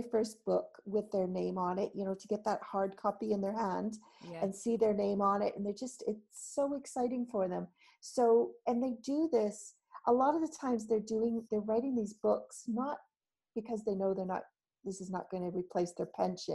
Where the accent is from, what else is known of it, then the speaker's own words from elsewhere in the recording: Canada; moved away as an adult; now in United Kingdom; I do live in the UK. I've been here 21 years, but I haven't lost my accent.